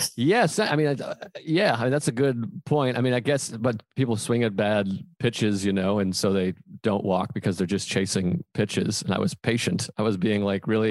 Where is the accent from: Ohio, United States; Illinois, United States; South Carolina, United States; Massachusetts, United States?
Massachusetts, United States; Boston; I'm I'm from Boston